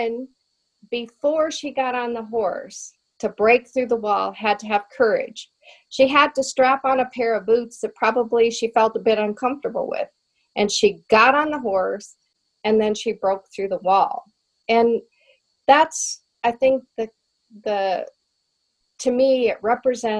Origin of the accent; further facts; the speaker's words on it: the West, United States; me growing up in the West and growing up on horses